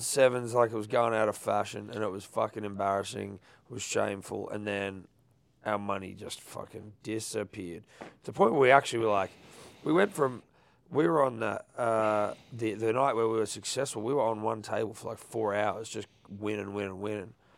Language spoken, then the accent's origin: English; Sydney, New South Wales, Australia